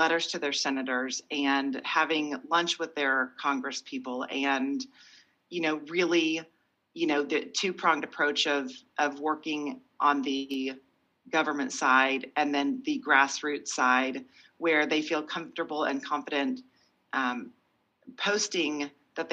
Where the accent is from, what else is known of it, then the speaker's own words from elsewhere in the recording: Oklahoma, United States; moved away as an adult; also born or lived in Virginia / San Francisco / Boston; I'm from Oklahoma. I had great parents. They did well. I went to a private school